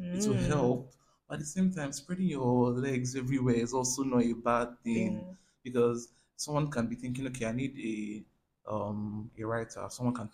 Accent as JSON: {"language": "English", "country": "Nigeria"}